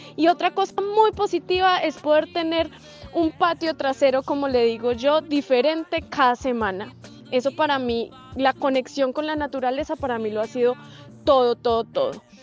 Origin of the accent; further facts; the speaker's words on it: Colombia; moved away as an adult; soy una viajera colombiana